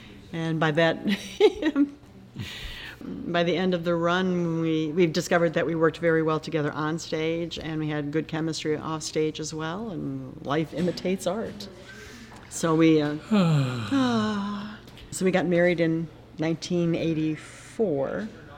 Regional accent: Aurora, Illinois, United States; also born or lived in Elmhurst, Illinois; My folks live out in Aurora, Illinois. That's where I was, well, I was born in Elmhurst, but they moved out. The only house I ever knew was out in Aurora. Graduated from Batavia High School.

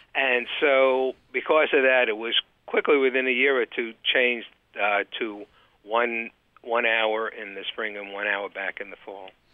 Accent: New York City, New York, United States; moved away as an adult; also born or lived in Boston area; now in Boston, United States; I'm from actually Brooklyn, New York

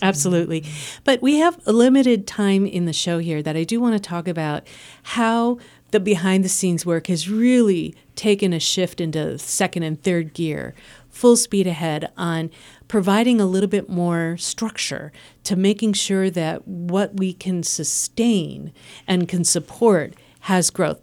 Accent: Midwest, United States; accent: Midwestern; now in Lehigh Valley, United States; has forgiven my Midwestern accent

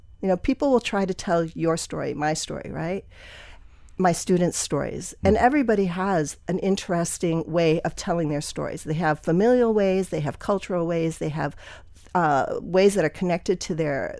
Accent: Wisconsin, United States; also born or lived in Pennsylvania; I was born in Pennsylvania. My dad was a physician who moved around a lot. So we moved to like seven different places before we settled in Wisconsin.

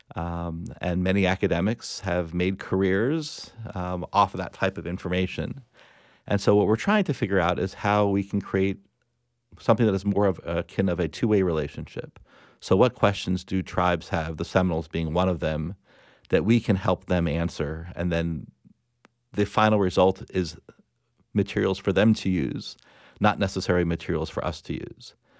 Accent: Plantation, Florida, United States; I grew up in South Florida

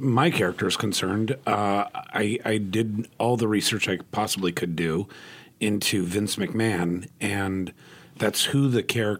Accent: Southern California, United States; I grew up in Southern California

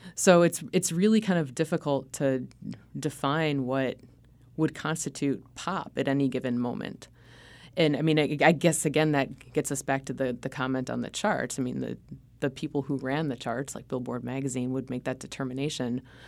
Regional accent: Cleveland, Ohio, United States; I grew up in Cleveland, Ohio

